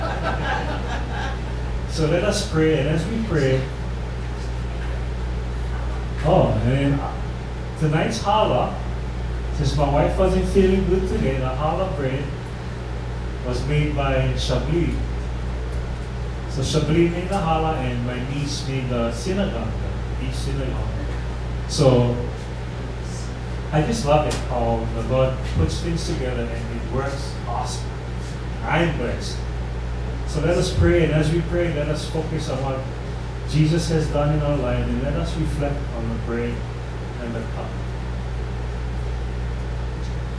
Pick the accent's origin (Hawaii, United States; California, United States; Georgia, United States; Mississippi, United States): Hawaii, United States; being one Hawaiian